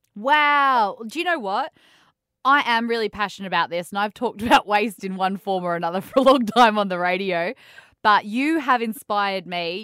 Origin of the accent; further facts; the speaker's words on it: Cairns, Queensland, Australia; also born or lived in Canberra; now in Western Australia, Australia; I come from Cairns. Um, I've lived in Canberra